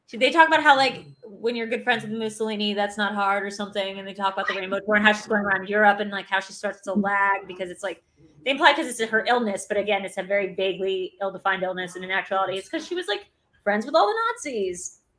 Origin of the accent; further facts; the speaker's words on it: Newark, Delaware, United States; Newark, Delaware, where I grew up